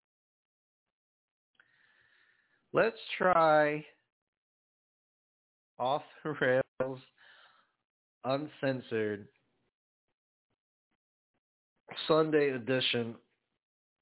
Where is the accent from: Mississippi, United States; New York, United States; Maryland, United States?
New York, United States; New York City; I was born and raised in Brooklyn, New York, grew up playing sports.